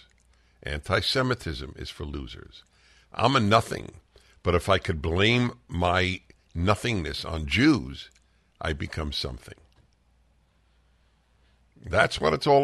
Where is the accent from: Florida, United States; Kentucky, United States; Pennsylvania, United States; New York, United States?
New York, United States; I'm a Jew from New York.